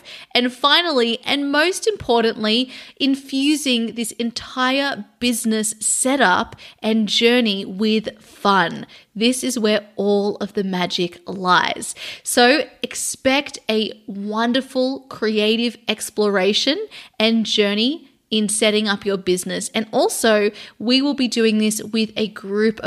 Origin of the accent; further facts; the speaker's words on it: Sydney, New South Wales, Australia; now in London, United Kingdom; I am moving from London to Sydney, Australia. So I'm going back to my hometown